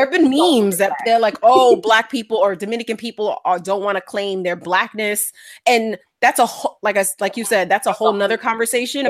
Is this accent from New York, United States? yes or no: yes; New York City, New York, United States; I was born in the Bronx